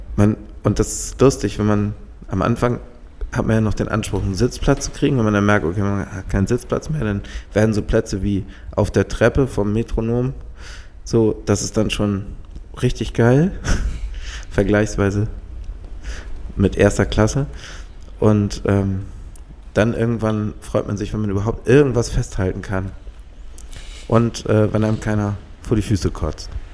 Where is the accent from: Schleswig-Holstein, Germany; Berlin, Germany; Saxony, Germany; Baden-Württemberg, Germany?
Schleswig-Holstein, Germany; Halstenbek; bei uns in Halzenberg gab es so einen so Grand oder so einen Sandplatz